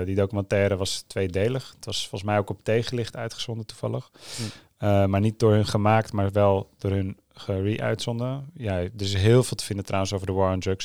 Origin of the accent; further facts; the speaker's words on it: Netherlands; ik ben een half Nederlands